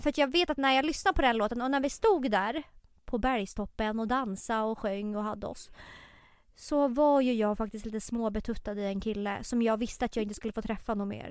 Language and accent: Swedish; Tumba, Stockholm County, Sweden; jag är ju uppväxt i Tumba